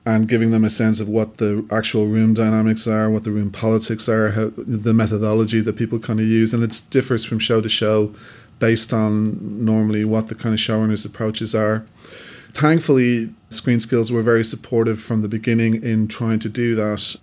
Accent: Dublin, Leinster, Ireland; I'm a filmmaker from Dublin, Ireland.

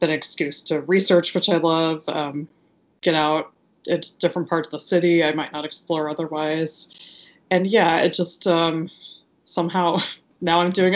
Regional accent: Oklahoma, United States; now in New York, United States; I'm originally from Oklahoma

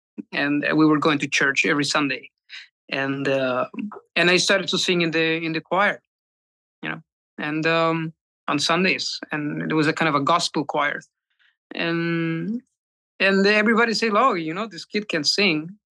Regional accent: Chile; now in Spain; Yeah. Yeah. I moved from Chile to Spain. Yeah.

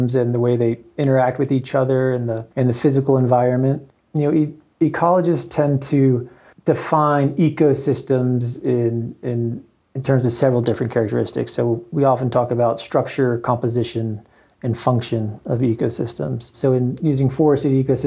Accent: Alabama, United States; moved away as an adult; also born or lived in Pennsylvania / Vermont / Montana / Northeast Oregon; now in Bozeman, United States; I was born in Pennsylvania, pretty much grew up in Alabama

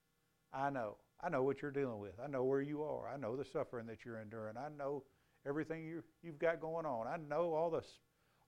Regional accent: United States; I'm a Christian before I'm an American.

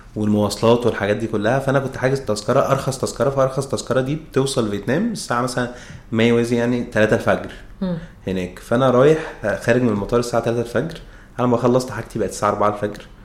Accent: Egypt; احنا كطبيعتنا كمصريين

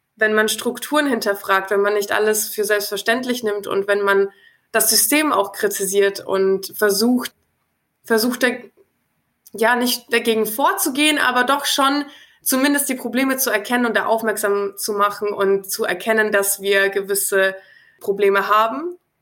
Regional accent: Nuremberg, Bavaria, Germany

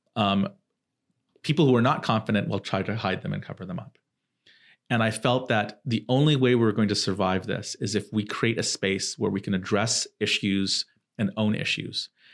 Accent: Southern California, United States; also born or lived in Silicon Valley; I was growing up in Southern California.

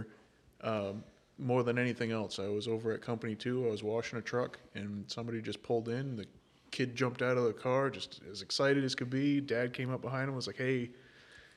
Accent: Windham, United States; I grew up in Windham

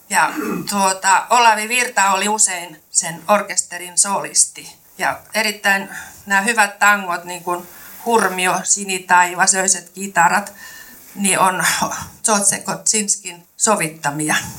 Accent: Kymenlaakso, Finland; accent: Kymenlaakso; also born or lived in Turku; now in Lahti, Finland; en mä mikään lahtelainen ole, enkä ole hesalainenkaan, vaan olen kymenlaaksolainen ja puhun sitten vähän sinne Kymenlaakson suuntaan

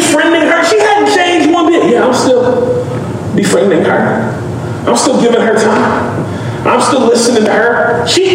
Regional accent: Memphis, Tennessee, United States; also born or lived in Mississippi; this city that God broke my heart for, my hometown, for Memphis

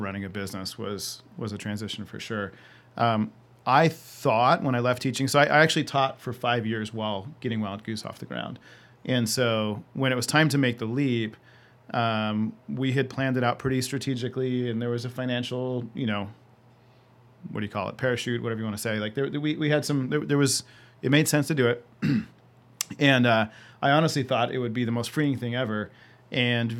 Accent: Yucaipa, California, United States; also born or lived in Orange County, California; From fifth grade on, I grew up in Yucaipa, California.

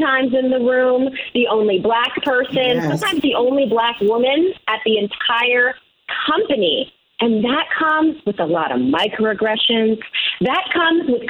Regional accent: Washington, District of Columbia, United States; also born or lived in Silicon Valley, California / India; now in Taos, United States; I grew up in Washington, D.C., also known as the Chocolate City

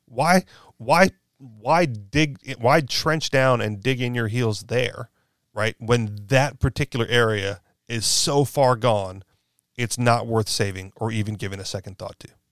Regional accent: Hawaii, United States; moved away as an adult; now in New Hampshire, United States; as much as I was from Hawaii

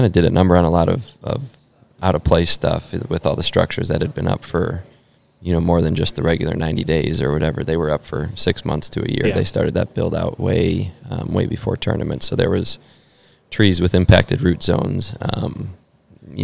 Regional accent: Lino Lakes, Minnesota, United States; moved away as an adult; now in Charlotte, United States; That's where I'm from.

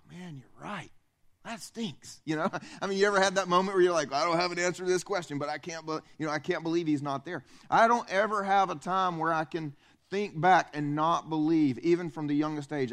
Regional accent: upstate South Carolina, United States; I grew up here. I grew up in South Carolina

